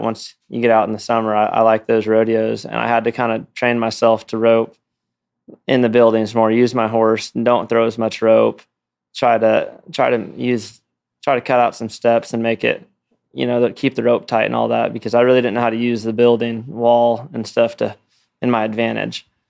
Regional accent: Los Olivos, California, United States; moved away; I grew up in California

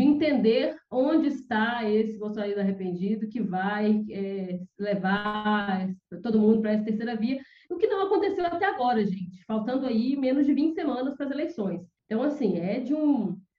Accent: interior of Minas Gerais, Brazil; moved away; sou do interior, né? Minha cidade é uma cidade empobrecida do, do interior de Minas Gerais

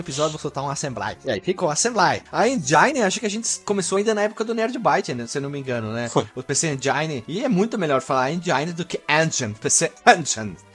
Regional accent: Brazil; eu sou brasileiro

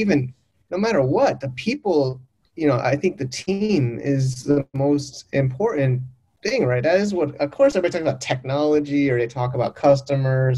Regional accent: United States; moved away; I'm an American

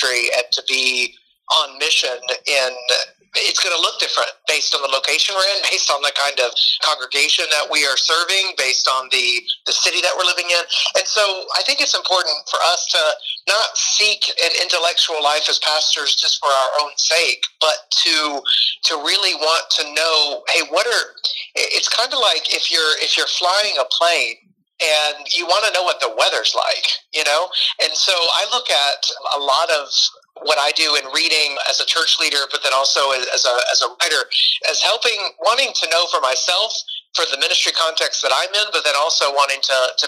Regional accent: Middle Tennessee, United States; also born or lived in Romania; I grew up in Middle Tennessee

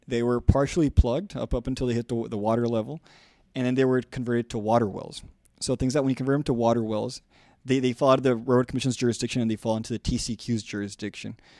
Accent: South Texas, United States; I'm from South Texas.

